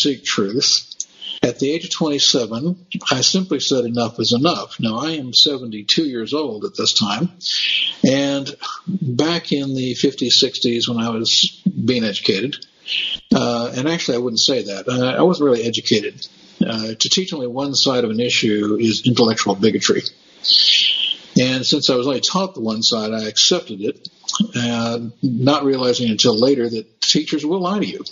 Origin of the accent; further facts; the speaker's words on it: Berkeley, California, United States; also born or lived in San Francisco; I attended my elementary and junior high school years in Berkeley